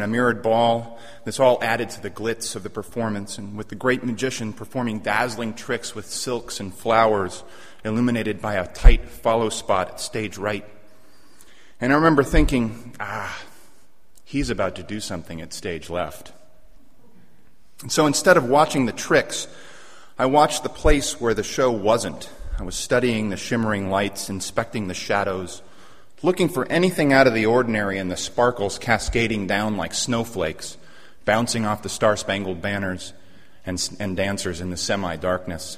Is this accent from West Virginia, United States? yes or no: no; Mission Viejo, California, United States; I grew up in Southern California, and I spent my junior high and high school years in a place called Mission Viejo, deep inside the Orange Curtain